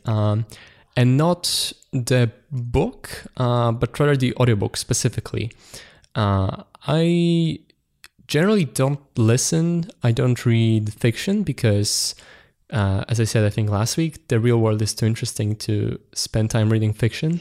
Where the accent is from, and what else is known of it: Poland; born or raised there